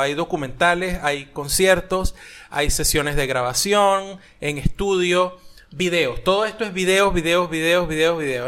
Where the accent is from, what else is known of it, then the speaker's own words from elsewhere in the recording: Maracay, Aragua, Venezuela; moved away; yo soy de Maracay, de la parte del limón